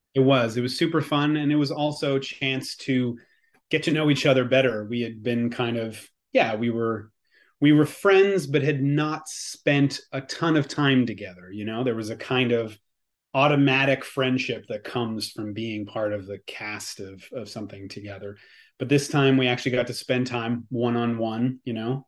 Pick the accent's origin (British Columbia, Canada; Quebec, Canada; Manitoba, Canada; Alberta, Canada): Quebec, Canada; accent: Quebecois; my Quebecois accent